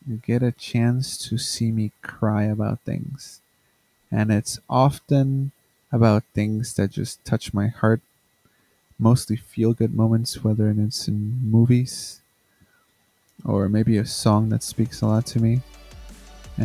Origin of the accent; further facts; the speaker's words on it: Chicago, Illinois, United States; I am from Chicago